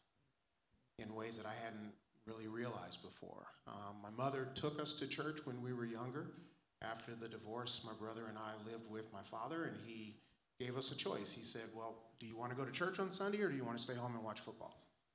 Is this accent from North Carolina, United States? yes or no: no; Los Angeles, California, United States; I grew up in Southern California. I was born in South Central LA. Grew up there most of my elementary school years.